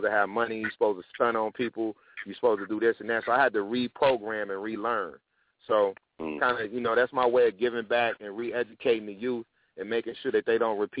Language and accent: English; Tennessee, United States; also born or lived in Detroit / New York / Atlanta; So it's people I grew up with in Tennessee, you know what I mean? It's people I grew up with. I lived in Detroit for a while, and New York, and Atlanta, and out here.